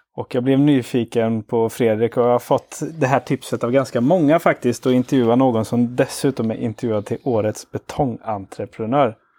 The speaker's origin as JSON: {"language": "Swedish", "town": "Karlstad", "region": "Värmland", "country": "Sweden", "tie": "born or raised there", "moved": "yes", "lives_now": "Gothenburg, Sweden", "said": "jag är uppvuxen i Karlstad"}